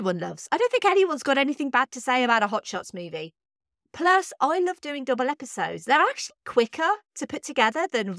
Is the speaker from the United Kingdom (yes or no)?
yes; United Kingdom; I'm British